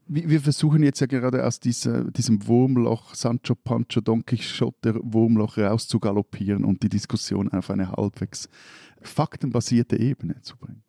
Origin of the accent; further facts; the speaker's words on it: Switzerland; als Schweizer